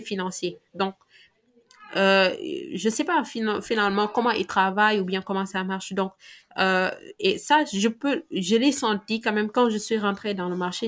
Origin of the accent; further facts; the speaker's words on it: Mbour, Thiès, Senegal; j'ai grandi à Hambourg et on a le deuxième port, le deuxième plus grand port du Sénégal